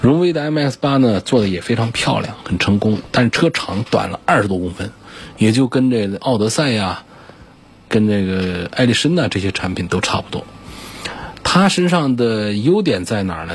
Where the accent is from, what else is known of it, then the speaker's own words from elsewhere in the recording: Hubei, China; 作为一个湖北人